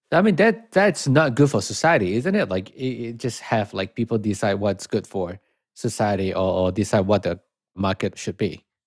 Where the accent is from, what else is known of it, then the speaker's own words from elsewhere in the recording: Malaysia; moved away; so I come from Malaysia. I come from a country that have prime minister